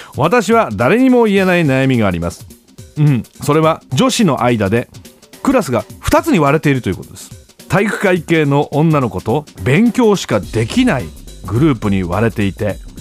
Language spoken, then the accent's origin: Japanese; Gifu, Japan; now in Tokyo, Japan; 俺限界集落出身